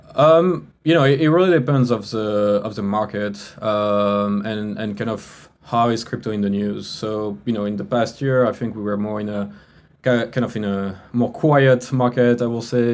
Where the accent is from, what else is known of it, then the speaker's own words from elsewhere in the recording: France; English is a second language; moved away; you can hear from my accent right i'm not from the us i was i'm from france